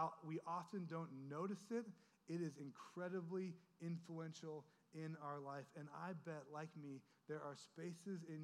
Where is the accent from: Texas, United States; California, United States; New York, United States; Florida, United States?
California, United States; Orange County; we grew up in Orange County, where everything is polished